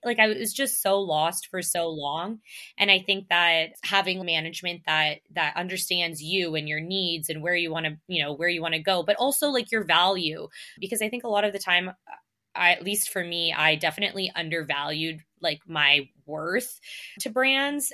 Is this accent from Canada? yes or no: yes; Canada; accent: Canadian; I get called out on my Canadian accent all the time